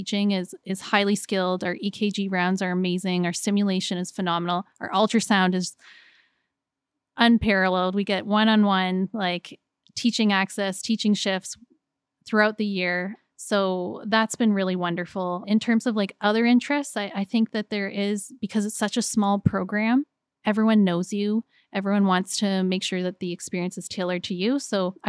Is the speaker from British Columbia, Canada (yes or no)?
no; Kitchener, Ontario, Canada; I was born in Grand River. I'll work in Grand River.